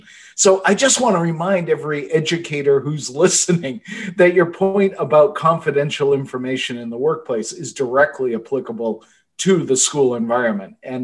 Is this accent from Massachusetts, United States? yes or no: yes; Boston, Massachusetts, United States; my hometown newspaper, the Boston Globe